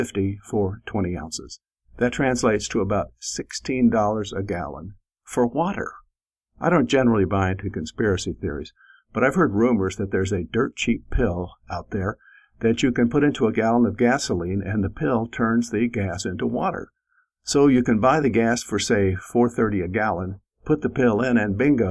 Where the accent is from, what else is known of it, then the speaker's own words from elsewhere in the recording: Midwest, United States; as a Midwesterner